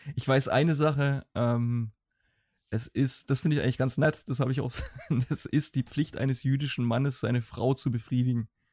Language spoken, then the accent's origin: German; Germany; als Deutscher